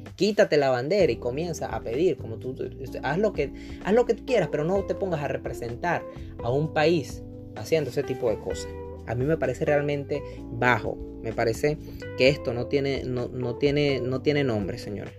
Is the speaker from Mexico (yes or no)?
no; Venezuela; now in Chile; a los venezolanos que estamos remotamente bien